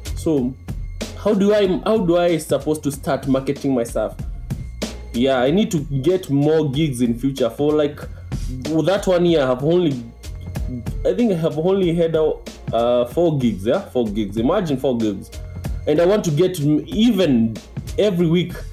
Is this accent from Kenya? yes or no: yes; Nairobi, Kenya; I'm from Kenya, Nairobi, Kenya uh, in Africa